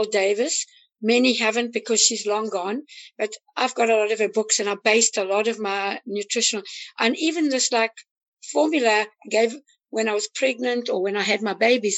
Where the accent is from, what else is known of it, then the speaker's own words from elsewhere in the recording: South Africa; now in United States; I'm actually African American, I'm from South Africa